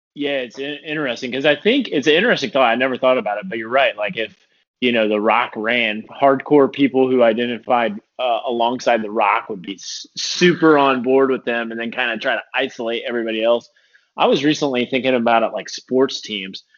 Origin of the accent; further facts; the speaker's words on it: Indiana, United States; We're from Indiana, so half the people are IU and the other half are Purdue